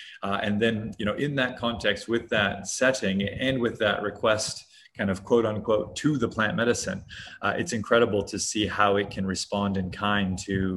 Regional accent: Hawaii, United States; moved away; also born or lived in Hong Kong; I grew up in Hawaii in the US

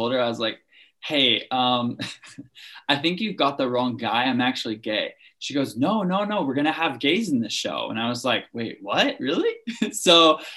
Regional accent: Louisiana, United States; moved away as an adult; also born or lived in Salt Lake City, Utah; now in New York City, United States; we'd go fishing and really just enjoy the culture that I was raised

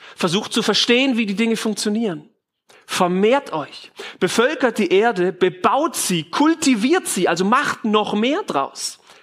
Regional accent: Germany

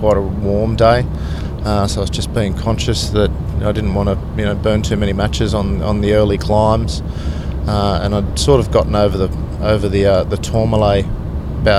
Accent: Sydney, New South Wales, Australia; I'm from the Northern Beaches in Sydney, in Mona Vale.

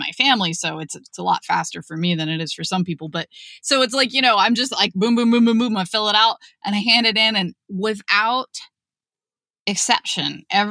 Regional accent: Ohio, United States; I'm from Ohio

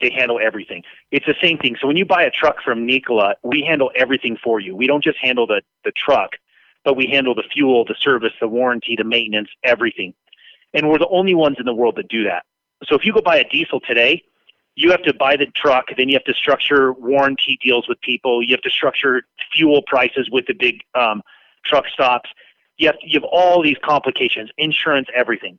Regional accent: Las Vegas, Nevada, United States; also born or lived in Utah; When I was 6 years old, you know, my dad was the manager for Union Pacific Railroad. We moved from Utah to Las Vegas, and I grew up on trains

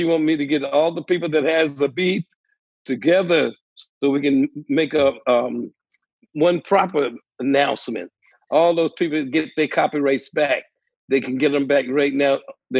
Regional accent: Detroit, Michigan, United States; That sounds like some shit I wanted to say to … when I was growing up in Motown.

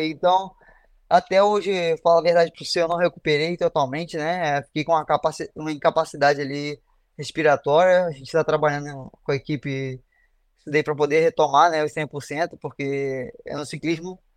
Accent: Brazil; Eu tinha falado que a gente é brasileiro e às vezes a gente chega aqui e acha que é isso e, e é totalmente o contrário

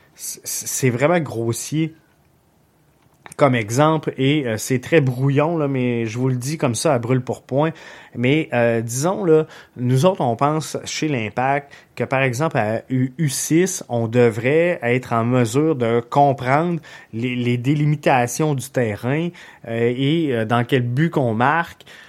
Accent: Quebec, Canada; ici chez nous au Québec

